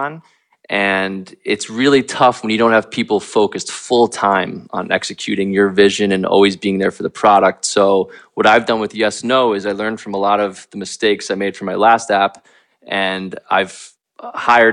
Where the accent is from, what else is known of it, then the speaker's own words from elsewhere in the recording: United States; moved away; I'm from New Jersey, New York originally